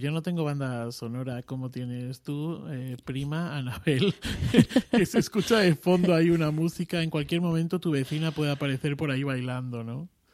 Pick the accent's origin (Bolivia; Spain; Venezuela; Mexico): Spain; Extremadura; yo soy extremeño